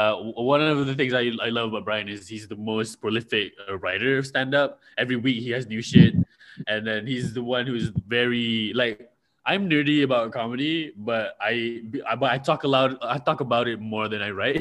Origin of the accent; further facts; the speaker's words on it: Malaysia; I'm from Malaysia.